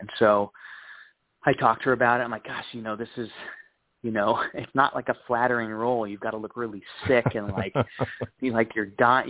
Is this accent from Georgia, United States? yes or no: no; Chico, California, United States; that would be really cool to get to connect with her because we're both from Chico.